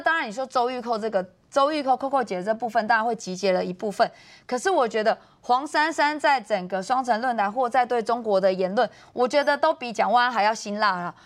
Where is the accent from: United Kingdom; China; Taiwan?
Taiwan; 我们台湾人还有一个百年的大党